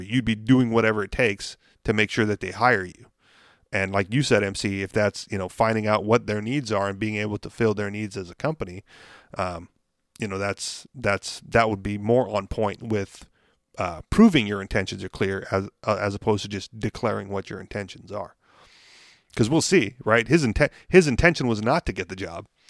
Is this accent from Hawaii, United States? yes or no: yes; Hawaii, United States; moved away; I said Hawaii